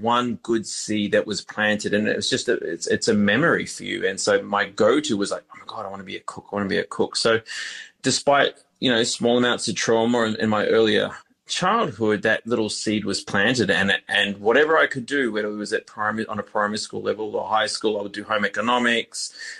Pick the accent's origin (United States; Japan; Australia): Australia; Queensland; I grew up, ultimately ended up growing up in Queensland anyway for the best part of my earlier childhood from the age of, say, three through to 13.